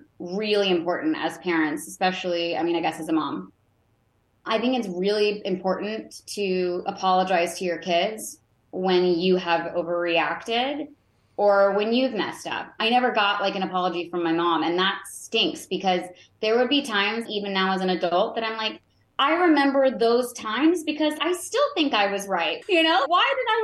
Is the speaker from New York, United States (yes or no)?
no; Roanoke, Virginia, United States; I'm from Roanoke, Virginia originally